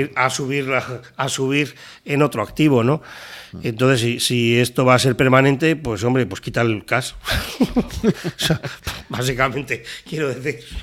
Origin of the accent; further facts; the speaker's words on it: Spain; te miran como un español